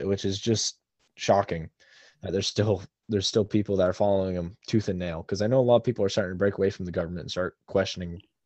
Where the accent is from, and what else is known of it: United States